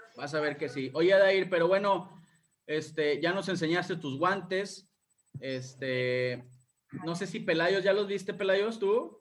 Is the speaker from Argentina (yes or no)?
no; Monterrey, Nuevo León, Mexico; yo soy de Monterrey, estoy en Monterrey